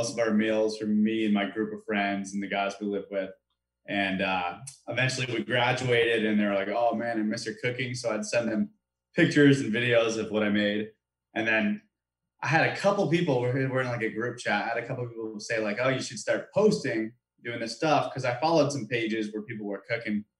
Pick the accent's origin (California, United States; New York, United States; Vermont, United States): New York, United States; Victor; moved away as an adult; I grew up in Rochester area in Victor